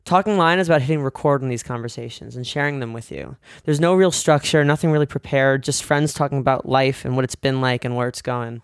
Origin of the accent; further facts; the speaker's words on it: New York, United States; being a New Yorker.